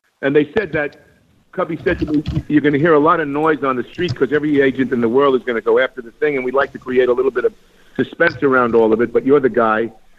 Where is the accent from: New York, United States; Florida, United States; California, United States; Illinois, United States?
New York, United States; Dix Hills; moved away; also born or lived in Astoria, Queens, New York; I was born in Astoria, Queens on Long Island, and then grew up in Dix Hills.